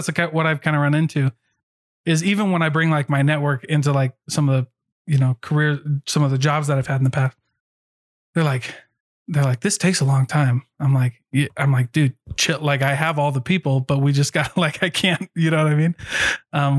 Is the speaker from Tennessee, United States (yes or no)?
no; Iowa, United States; I grew up in Iowa